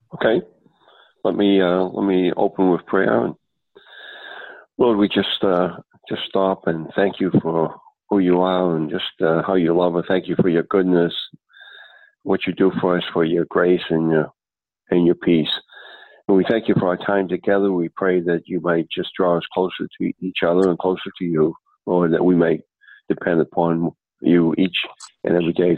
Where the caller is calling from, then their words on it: Boston, Massachusetts, United States; from uh, from Boston. I'm actually calling from California